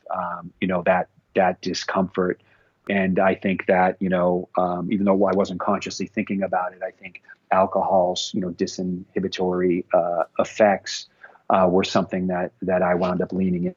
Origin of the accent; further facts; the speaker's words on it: a suburb of Boston, Massachusetts, United States; I grew up in Massachusetts in a suburb of Boston in the 1970s and 80s